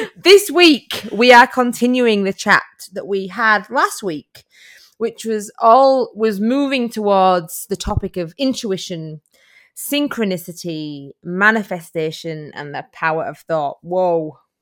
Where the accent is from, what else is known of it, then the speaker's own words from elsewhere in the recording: United Kingdom; now in Australia; as you can hear by my accent, I am from the U K.